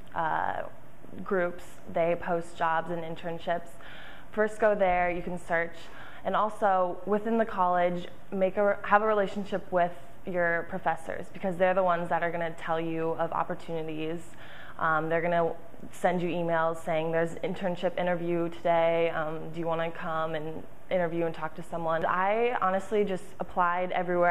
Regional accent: Omaha, Nebraska, United States; moved away; my hometown, which was in Omaha

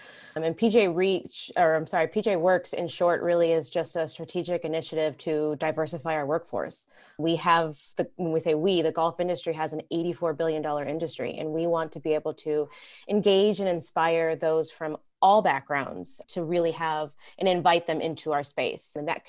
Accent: Puerto Rico; also born or lived in Atlanta, Georgia / Rochester, New York; now in Massachusetts, United States; I'm a little bit more of a Southern gal. I'm originally from Puerto Rico, actually, and then moved to Atlanta, Georgia, and then ended up in the Arctic Northeast and Rochester, New York, and then now in Massachusetts.

